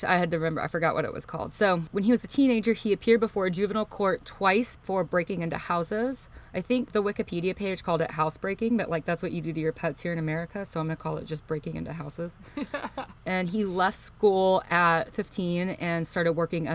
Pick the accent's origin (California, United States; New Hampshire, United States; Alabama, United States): Alabama, United States; I'm from Alabama.